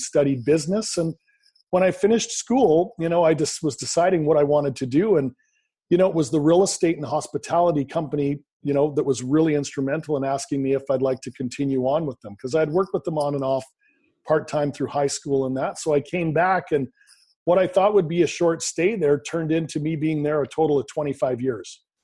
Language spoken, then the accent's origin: English; Canada; born and raised in Canada, I currently live in Vancouver, British Columbia, Canada